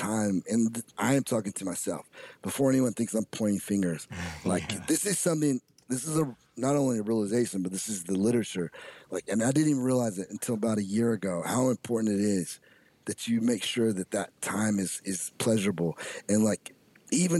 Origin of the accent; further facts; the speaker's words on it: United States; We are Americans